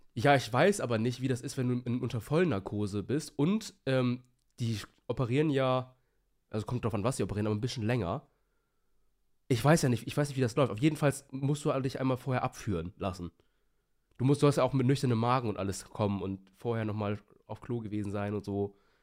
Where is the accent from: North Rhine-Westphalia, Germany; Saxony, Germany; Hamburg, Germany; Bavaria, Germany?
Hamburg, Germany; now in Bremen, Germany; ich wohne ja in Bremen und ich komme ja ursprünglich aus der Nähe Hamburg